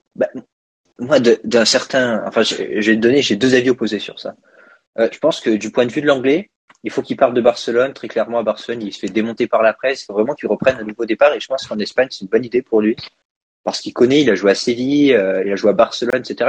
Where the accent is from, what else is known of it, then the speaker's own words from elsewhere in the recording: France; en tant que Français tous les deux